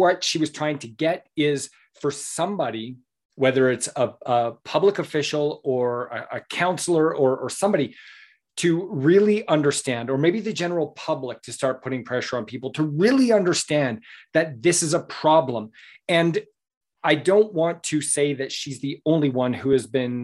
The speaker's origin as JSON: {"language": "English", "region": "Southern Alberta", "country": "Canada", "tie": "born or raised there", "said": "I grew up in Southern Alberta, and I've been on many a horse in my day"}